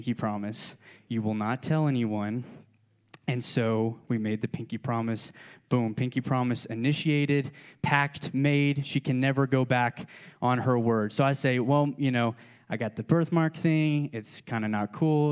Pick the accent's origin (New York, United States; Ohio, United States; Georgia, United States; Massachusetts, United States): Georgia, United States; I'm from Georgia